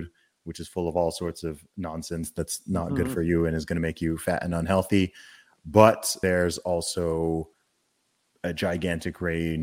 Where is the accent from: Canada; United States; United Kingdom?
United Kingdom; moved away; I'm British